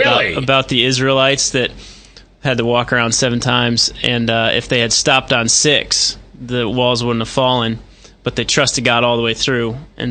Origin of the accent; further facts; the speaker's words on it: Groton, Connecticut, United States; moved away as an adult; also born or lived in Dubuque, Iowa; now in Urbandale, United States; I'm from Connecticut. I grew up in Connecticut.